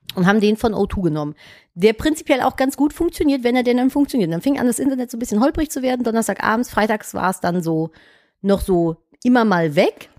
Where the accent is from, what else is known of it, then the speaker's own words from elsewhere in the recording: Cologne, North Rhine-Westphalia, Germany; Ich komme halt aus Köln